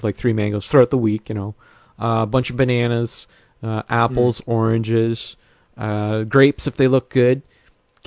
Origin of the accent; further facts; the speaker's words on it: Northern Ontario, Canada; now in Southern Ontario, Canada; I grew up in Northern Ontario